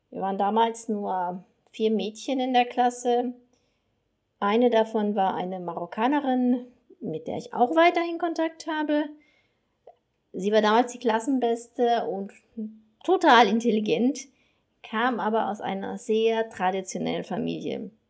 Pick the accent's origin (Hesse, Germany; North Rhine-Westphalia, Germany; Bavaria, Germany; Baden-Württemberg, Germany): North Rhine-Westphalia, Germany; Herford; moved away as an adult; Zeit in meiner Geburtsstadt Herford verbringe. Ich selbst bin dort gleich nach dem Abitur weggezogen